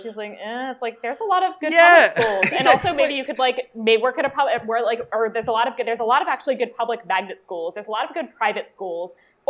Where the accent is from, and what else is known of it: United States